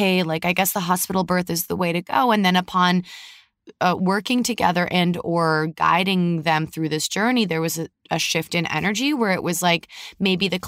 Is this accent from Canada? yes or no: yes; Canada; now in United States; we came from Canada. It's a mm-hmm. different vibe up there and a different vibe down here